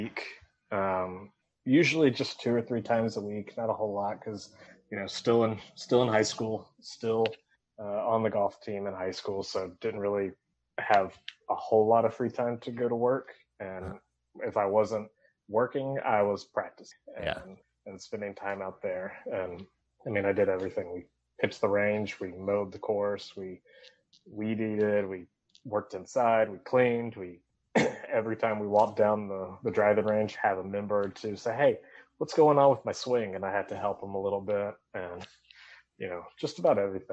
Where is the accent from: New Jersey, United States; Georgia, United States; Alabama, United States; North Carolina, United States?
Alabama, United States; Meridianville; I grew up in Huntsville, Alabama, more so Meridianville, just north of Huntsville